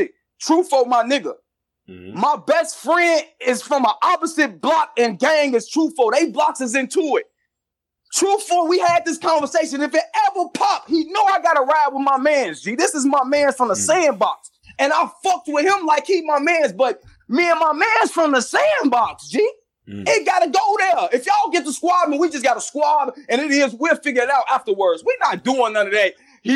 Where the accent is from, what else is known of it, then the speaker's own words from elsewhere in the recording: Chicago, Illinois, United States; Tony, bro, I'm from Chicago.